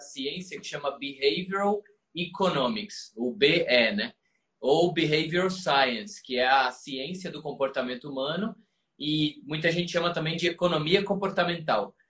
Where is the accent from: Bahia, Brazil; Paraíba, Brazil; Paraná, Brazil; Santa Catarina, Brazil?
Paraíba, Brazil; João Pessoa; moved away as an adult; now in São Paulo, Brazil; eu sou paraibano com muito orgulho, e mudei para São Paulo em 2005